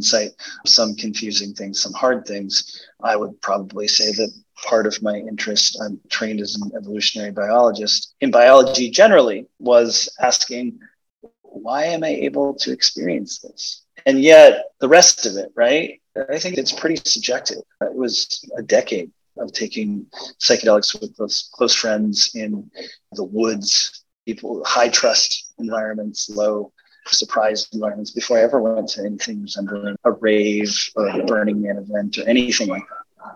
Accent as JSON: {"language": "English", "town": "Portland", "country": "United States", "tie": "born or raised there", "said": "I grew up in Portland."}